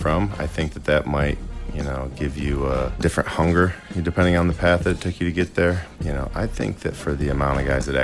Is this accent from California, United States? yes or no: no; Philadelphia, Pennsylvania, United States; I'm a Philadelphian